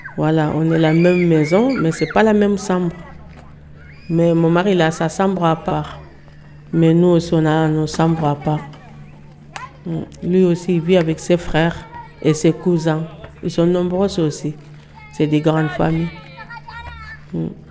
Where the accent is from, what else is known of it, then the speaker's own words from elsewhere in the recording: Velingara, Kolda, Senegal; French is a second language; now in France; Je viens de Sénégal. Euh, mon village s'appelle Velingara.